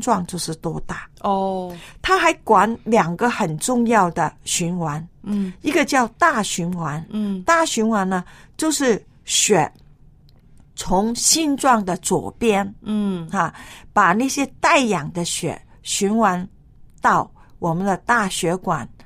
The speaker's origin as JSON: {"language": "Chinese", "country": "China", "said": "你晓得我们中国人呐"}